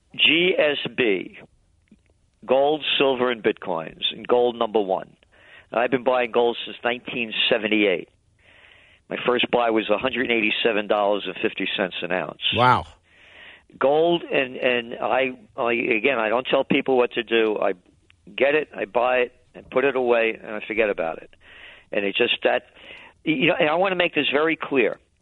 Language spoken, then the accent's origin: English; United States; I'm an American